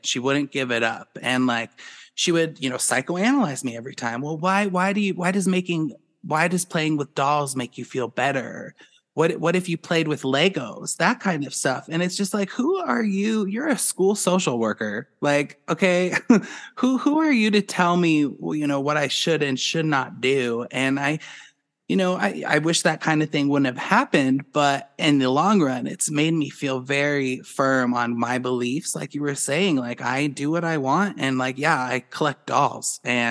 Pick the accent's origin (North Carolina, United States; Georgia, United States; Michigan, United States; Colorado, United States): Colorado, United States; Boulder; growing up in Boulder, there was no judgment. People are free birds in Boulder. They don't care what people do. It was a great place for me to grow up